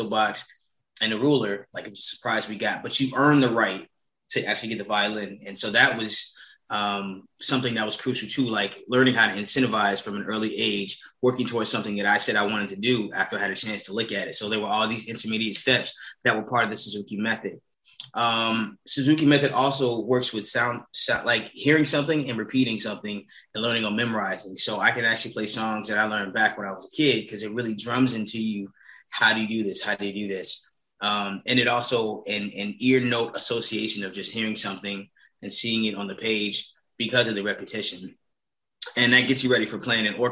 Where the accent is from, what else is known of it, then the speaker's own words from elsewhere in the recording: Chicago, Illinois, United States; Growing up in Chicago